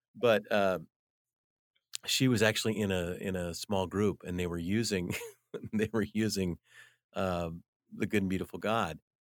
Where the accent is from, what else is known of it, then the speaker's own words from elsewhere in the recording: United States; as an American